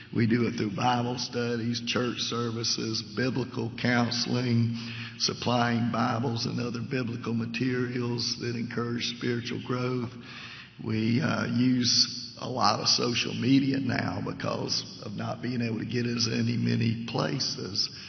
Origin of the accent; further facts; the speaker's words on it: Savannah, Georgia, United States; moved away as an adult; now in Leesville, United States; I'm originally from Savannah, and uh, got lived there almost all my life until four years ago.